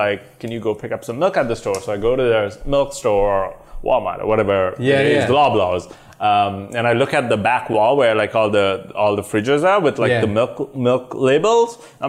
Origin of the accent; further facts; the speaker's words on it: Sri Lanka; moved away as an adult; also born or lived in London, United Kingdom; now in Canada; So I'm originally from Sri Lanka. Okay. Grew up there till I was I'd say early 20s. Migrated to, not technically migrated, like went to the UK to do my undergrads.